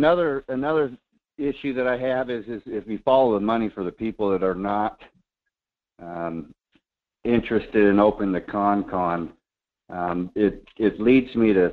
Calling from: Fairbanks, Alaska, United States; school board member here in Fairbanks, the Interior.

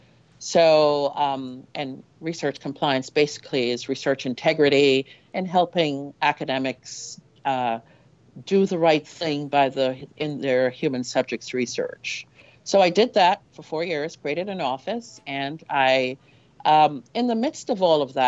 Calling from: Maryland, United States; I'm very well, thank you. I'm coming in from Maryland, as you know.

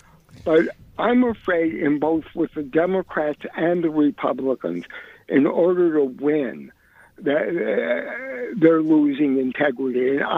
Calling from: New York City, New York, United States; I'm calling from Williamsburg.

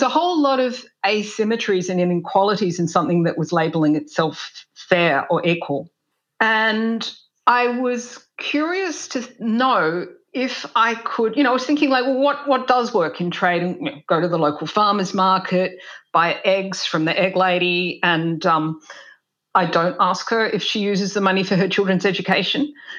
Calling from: Tasmania, Australia; Hi, I'm speaking from Lutruwita, Tasmania, and this is the unceded lands of the Muwinina people.

